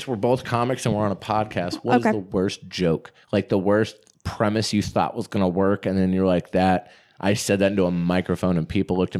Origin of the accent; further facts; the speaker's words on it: Gwinnett County, Georgia, United States; moved away as an adult; now in Portland, United States; Like I grew up in the suburbs of Gwinnett County.